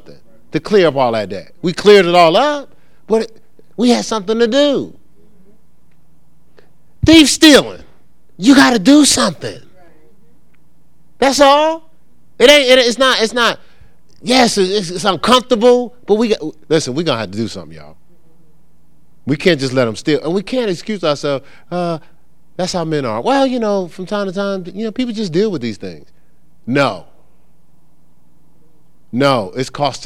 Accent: New Jersey, United States; moved away; I'm from New Jersey.

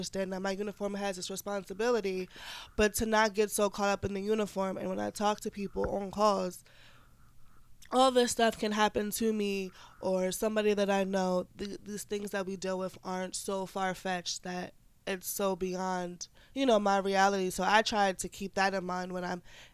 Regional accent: Harrisburg, Pennsylvania, United States; moved away; also born or lived in Pittsburgh, Pennsylvania; I'm originally from Harrisburg, Pennsylvania

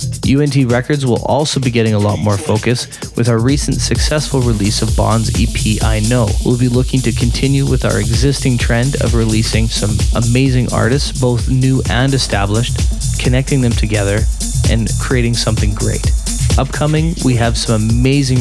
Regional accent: Canada; here in my home country of Canada

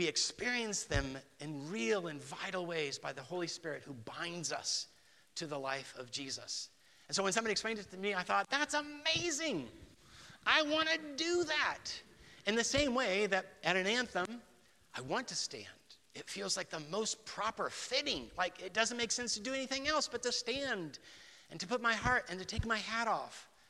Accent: Guatemala City, Guatemala Department, Guatemala; So, I was raised in Guatemala City. I was a missionary kid. We were part of the Bible Church tradition, Dallas Theological Seminary.

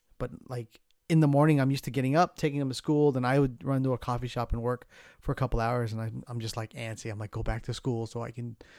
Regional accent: Southern California, United States; moved away as an adult; also born or lived in San Francisco Bay Area; I grew up in Southern California, right? And I'm old school kind of guy. And when I moved to the Bay

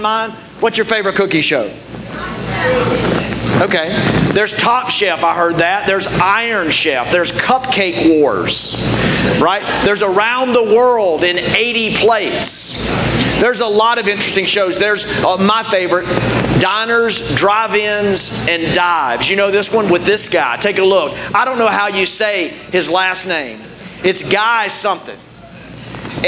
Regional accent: United States

